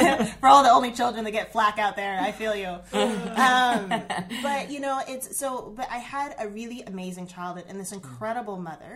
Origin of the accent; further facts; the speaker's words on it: Southern Oregon, United States; I grew up here in Southern Oregon. I'm actually second generation Southern Oregonian.